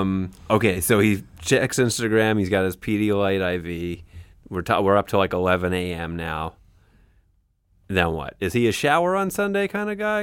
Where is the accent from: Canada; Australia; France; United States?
Canada; as a Canadian